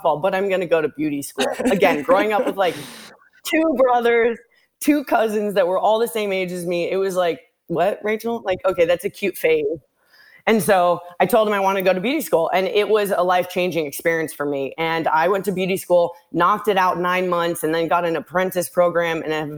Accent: Santa Monica, California, United States; moved away as an adult; now in Miami, United States; I was born and raised in Los Angeles, California, Santa Monica. I recently live in Miami.

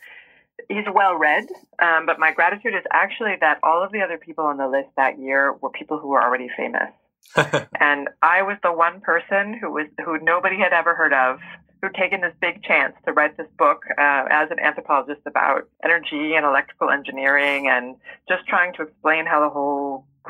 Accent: rural Oregon, United States; I grew up in rural Oregon

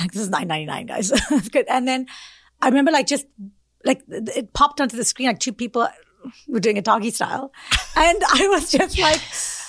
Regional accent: South Africa; moved away as an adult; also born or lived in India; now in New York, United States; Because I'm originally from South Africa and then I moved to India afterwards.

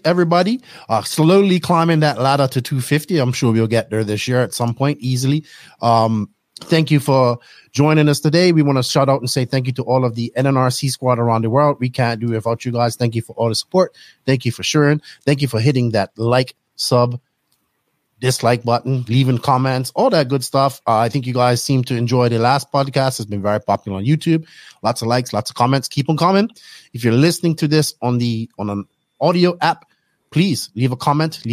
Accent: Bermuda; growing up in Bermuda

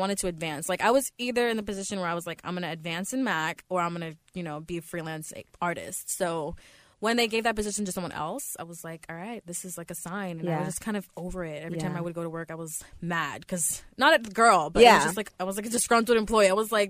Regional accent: Orlando, Florida, United States; now in Los Angeles, United States; Yeah, Orlando.

